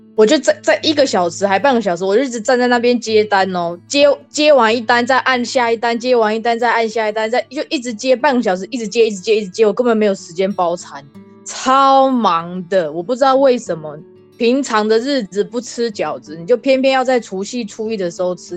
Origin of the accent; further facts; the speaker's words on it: Taiwan; moved away; 像我们台湾人的话，我们是吃元宵，诶，不，冬至我们是吃汤圆嘛